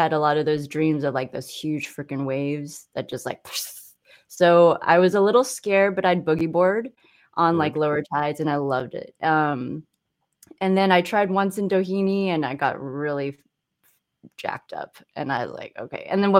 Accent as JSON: {"language": "English", "town": "San Clemente", "region": "California", "country": "United States", "tie": "born or raised there", "said": "So growing up in California was odd during that time. I think I was like the only Asian, one of few in San Clemente."}